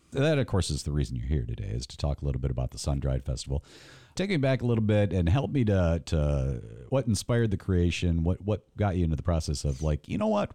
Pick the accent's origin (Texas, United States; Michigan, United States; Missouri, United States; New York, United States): Michigan, United States; Mason; Mason, Michigan, my hometown